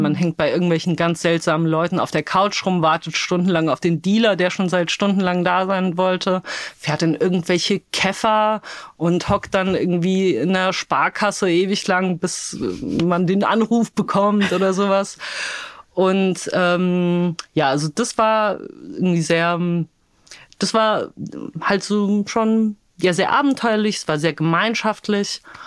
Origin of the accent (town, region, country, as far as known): Darmstadt, Hesse, Germany; born or raised there; also born or lived in Wrocław, Poland